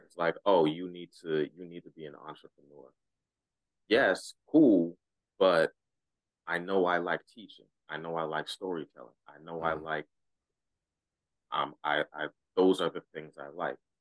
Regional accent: Ghana; I'm Ghanaian, right? So our uh, our traditional religion

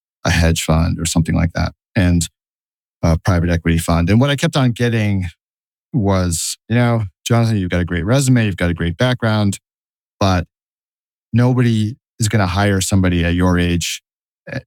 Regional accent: northern New Jersey, United States; moved away as an adult; also born or lived in Boston / Tokyo / London / New York; now in Brooklyn, United States; wound up within a few miles of where I grew up, which was in northern New Jersey.

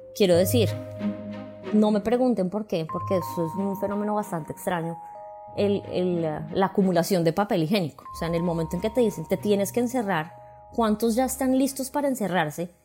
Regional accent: Colombia; moved away as an adult; now in Raleigh, United States; soy colombiana, tengo treinta y ocho años, Vivo en este momento en Raleigh, Carolina del Norte

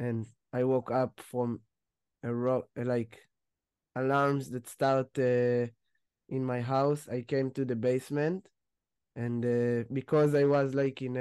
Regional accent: Ness Ziona, Central District, Israel; I'm from Nes Tziona.

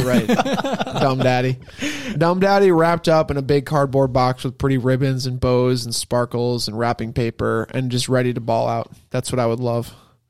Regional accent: United States; also born or lived in Rochester; as an American

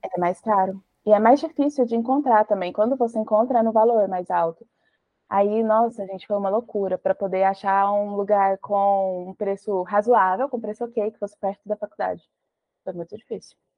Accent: Goiás, Brazil; onde eu morava, que eu sou de Goiás.

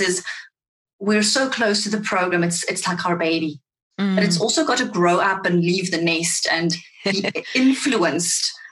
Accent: South Africa; accent: Afrikaans; first language Afrikaans; English is a second language; my Afrikaans, which is my first language

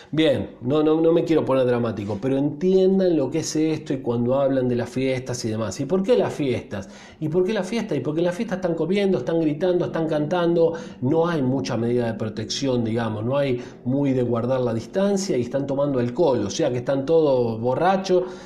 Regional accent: Argentina; Los argentinos somos casi 50 millones de personas

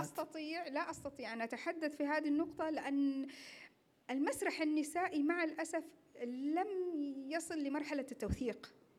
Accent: Saudi Arabia; احنا كمسرح سعودي

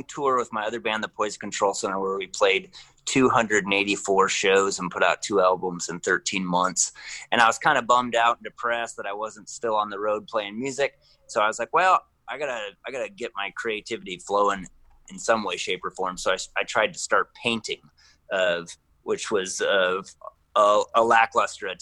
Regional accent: Northwest Iowa, United States; now in Central Iowa, United States; I grew up in Northwest Iowa and have been putting out music for the past 20 years

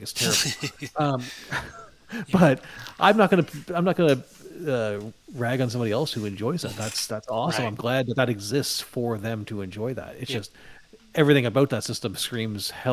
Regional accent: Canada; now in Toronto area, Canada; where I grew up in Canada, winters were terrible. Where I live now, near the Toronto area, winters are not bad.

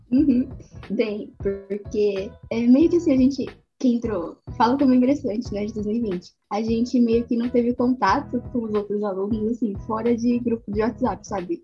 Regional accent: Mauá, São Paulo, Brazil; now in Santo André, Brazil; Eu moro em Santo André, mas eu nasci em Mauá, né? Eu morei em Mauá minha vida inteira

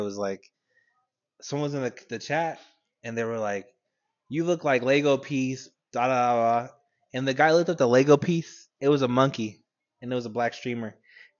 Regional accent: California, United States; moved away; I'm originally from California

